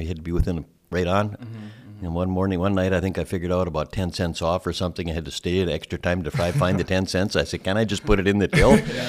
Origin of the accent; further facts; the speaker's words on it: Thief River Falls, Minnesota, United States; I'm from Thief River Falls, Minnesota, not far away. Grew up there and went to school at UND for a while, and then Bemidji State, and took a job in Thief River at a small ad agency.